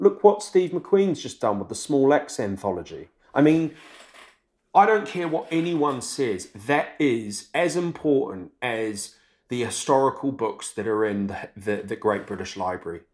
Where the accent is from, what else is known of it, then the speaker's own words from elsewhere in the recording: New Zealand; I'm from New Zealand